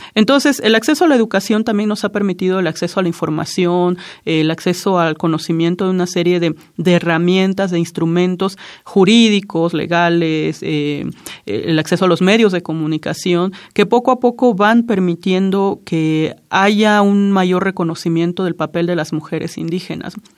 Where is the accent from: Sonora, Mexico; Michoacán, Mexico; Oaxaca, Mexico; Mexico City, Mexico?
Oaxaca, Mexico; Juchitán; first language Zapotec; Spanish is a second language; yo nací en Juchitán, Oaxaca